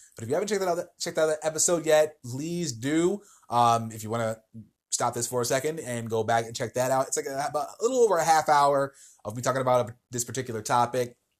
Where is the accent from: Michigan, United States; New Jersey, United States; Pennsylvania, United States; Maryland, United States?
New Jersey, United States; moved away; my home state of New Jersey